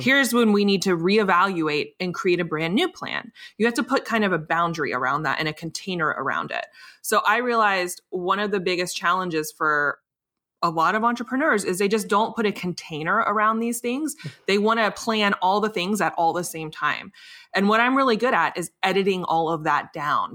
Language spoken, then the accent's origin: English; Richmond, Virginia, United States; my hometown of Richmond, Virginia